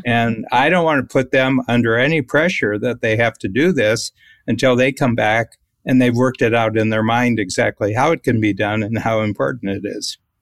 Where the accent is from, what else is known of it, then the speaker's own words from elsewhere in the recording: United States; being an American